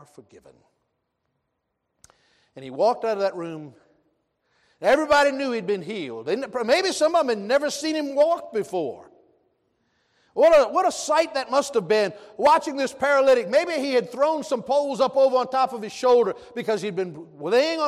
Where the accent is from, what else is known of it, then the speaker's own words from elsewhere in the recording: American South, United States; I'm also proud to be a Southerner